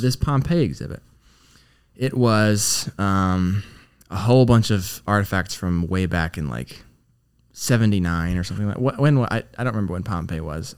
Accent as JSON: {"language": "English", "town": "Clinton", "region": "Michigan", "country": "United States", "said": "I went back to Clinton, Michigan"}